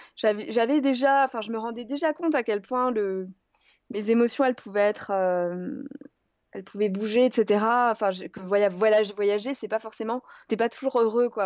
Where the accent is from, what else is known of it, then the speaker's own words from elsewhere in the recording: Alsace, Grand Est, France; Je suis partie de, ma maison, de la maison où j'ai grandi en Alsace